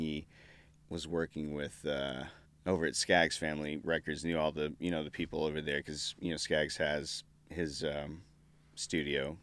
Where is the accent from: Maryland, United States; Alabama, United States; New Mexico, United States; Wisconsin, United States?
New Mexico, United States; Artesia; I grew up in New Mexico, born and raised in New Mexico, um, southeastern part, town of ten thousand people, I guess, called Artesia